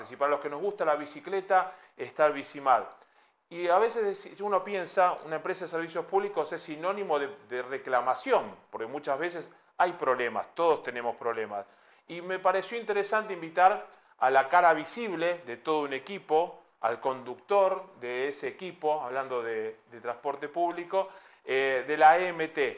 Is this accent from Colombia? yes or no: no; Madrid, Community of Madrid, Spain; vamos a contar que soy un madrileño molesto